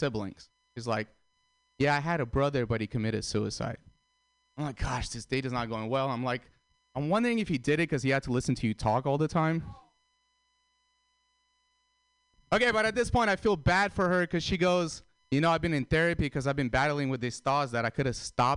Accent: San Francisco, California, United States; I'm from San Francisco

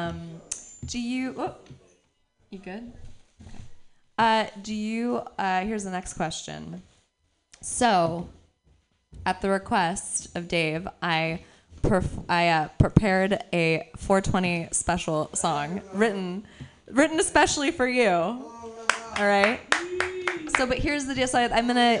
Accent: San Francisco, California, United States; I was born and raised in San Francisco.

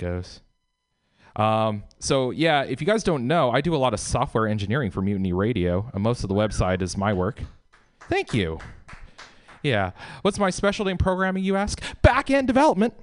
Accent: Southern Oregon, United States; moved away; I'm from the Northwest originally. I grew up there. And in Southern Oregon

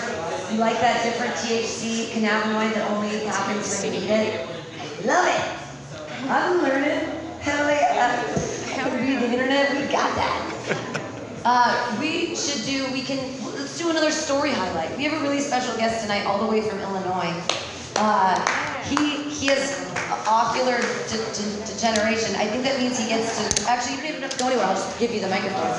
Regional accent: India; That's a country. I am an Indian.

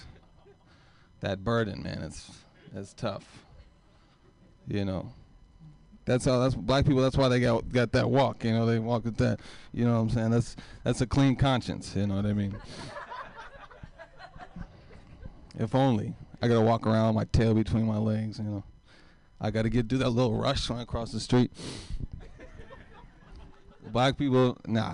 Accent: Oakland, California, United States; I grew up in East Oakland.

